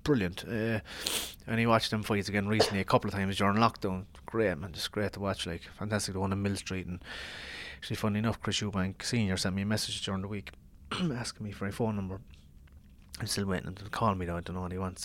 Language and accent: English; Ireland; I'm Irish